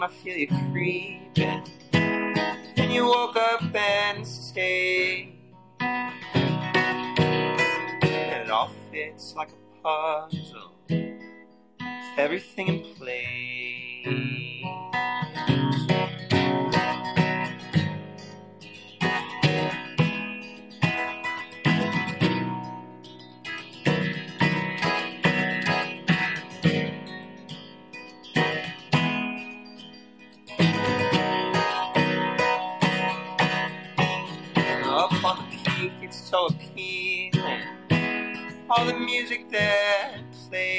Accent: Detroit, Michigan, United States; also born or lived in St. Louis, Missouri / San Francisco, California; now in Colorado, United States; I'm actually born in St. Louis, Missouri, and raised in Detroit, Michigan

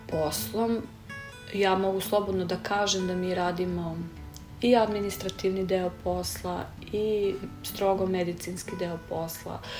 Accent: Serbia; Kod nas u Srbiji je to malo drugačije.

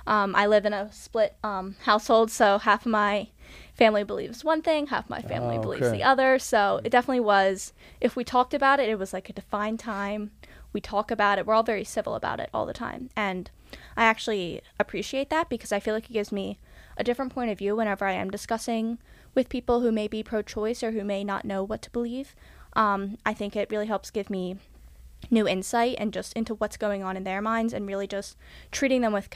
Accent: Springfield Township, Pennsylvania, United States; accent: Delco; I'm from Springfield Township in Delaware County, and it's kind of, like, a smaller town, but it's, like, everyone's, like, together. Like, we call it, like, Delco. Like, everyone knows everyone as, like, a Delco person with a Delco accent.

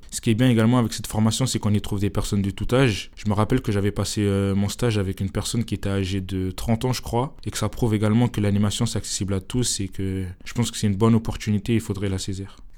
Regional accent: Épinay-sur-Seine, Île-de-France, France; je suis issu de la communauté d'Épinay-sur-Seine. Et donc notre commune a la chance euh, d'avoir euh, un château euh, pas loin

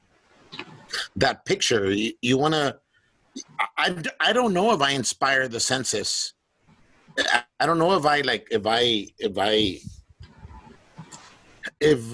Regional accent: Eagle Pass, Texas, United States; also born or lived in Piedras Negras, Coahuila, Mexico; I'm from Eagle Pass, Texas, in Piedras Negras, Coahuila

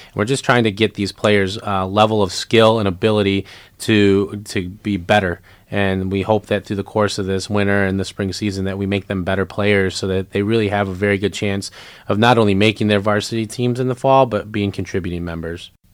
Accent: Lansing, Michigan, United States; I grew up in Lansing

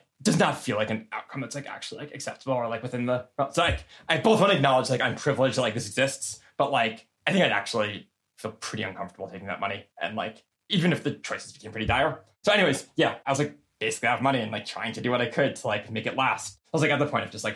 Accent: United States; I'm like really privileged and lucky as like an American

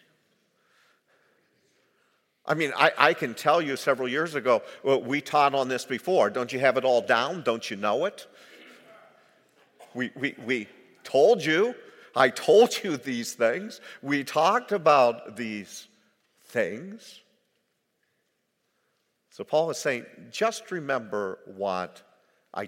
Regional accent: United States; as an American, I have in my life, soon to be 70 years old

